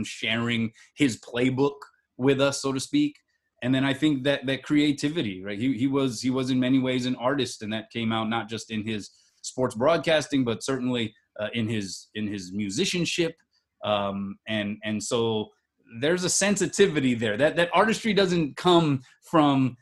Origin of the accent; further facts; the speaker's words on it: Hawaii, United States; being Hawaiian